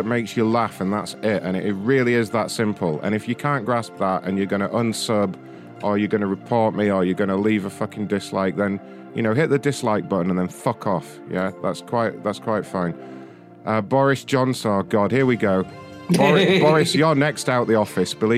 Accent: United Kingdom; I'm British

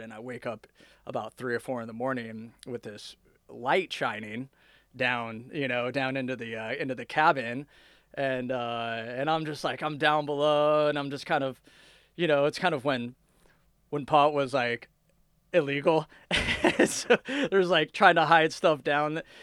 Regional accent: Fullerton, California, United States; moved away as an adult; also born or lived in West Virginia; I grew up in Southern California

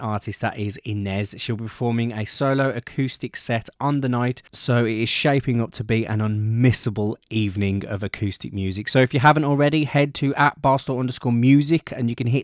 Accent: Birmingham, West Midlands, United Kingdom; my hometown of Birmingham

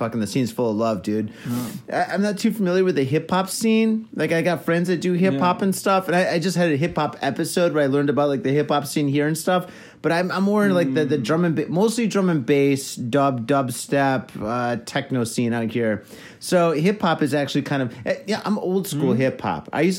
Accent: Detroit, Michigan, United States; moved away; also born or lived in California; when I moved to California from Detroit, basically... Mm-hmm. All my friends are DJs, and I went to a lot of raves in Detroit, obviously.

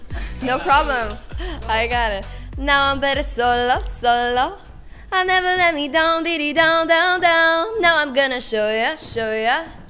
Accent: Szczecin, West Pomeranian Voivodeship, Poland; I was actually 13 when I wrote my first song. I was living in Poland in Szczecin, which is like my hometown, and that's pretty much how it started.

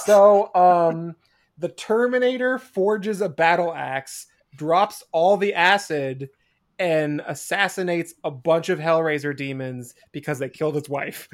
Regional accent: Spokane, Washington, United States; moved away; Spokane, mm. in my hometown

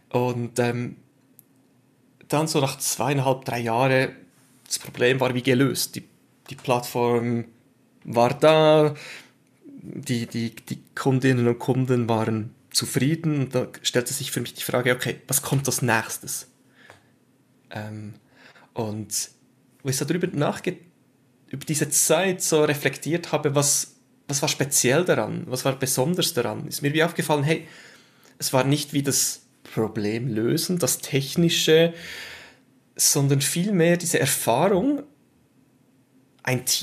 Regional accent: Switzerland; Ähm, wie man es am Akzent dann hört, bin ich Schweizer.

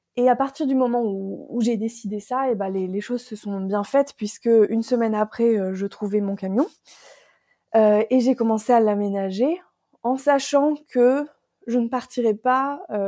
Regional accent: Picardy, Hauts-de-France, France; moved away; je suis originaire du, nord de la France, la belle région de la Picardie

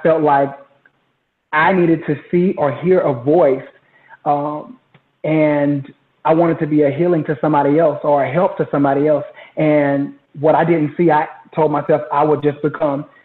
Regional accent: Jacksonville, Florida, United States; moved away as an adult; also born or lived in Houston, Texas; now in Dallas, United States; I'm originally from Jacksonville, Florida

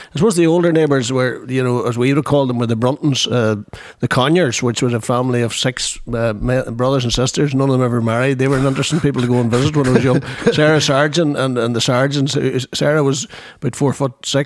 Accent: Derrynoid, Mulnavee Road, Northern Ireland, United Kingdom; I was born in Derrynoid, I'm very much a Mulnavee man in my head.

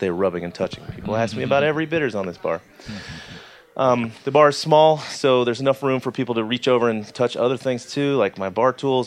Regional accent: Atlanta, Georgia, United States; I was born in Atlanta

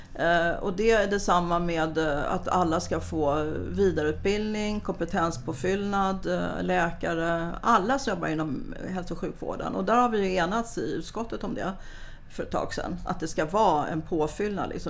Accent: Stockholm, Stockholm County, Sweden; Jag kommer från Gubbängen, samma linje ungefär som Stefan Sundström

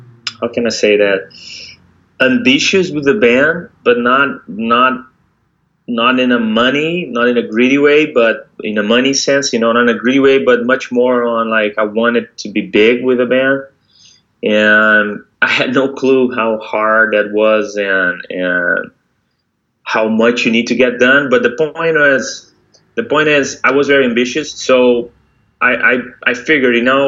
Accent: Rio de Janeiro, Brazil; moved away as an adult; now in São Paulo, Brazil; I was born in 81. So the rest of his family all stayed in Holland. So my dad came by himself, and so he had me and my brother here, and I grew up in Rio

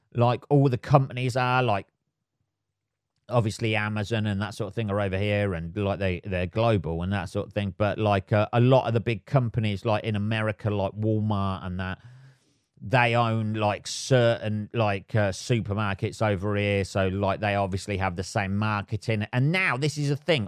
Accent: England, United Kingdom; I am English

